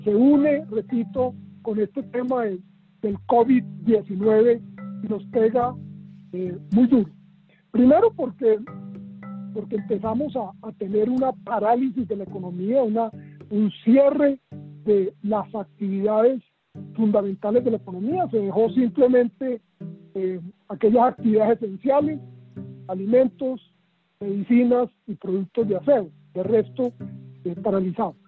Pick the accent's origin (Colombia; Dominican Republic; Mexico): Colombia